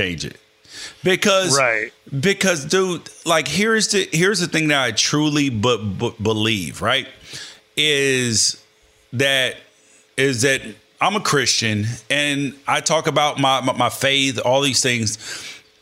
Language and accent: English; Memphis, Tennessee, United States; I was born in Memphis.